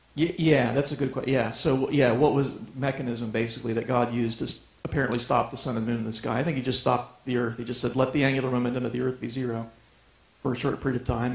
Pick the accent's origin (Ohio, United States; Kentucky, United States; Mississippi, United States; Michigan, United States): Ohio, United States; now in Colorado Springs, United States; I grew up in Ohio.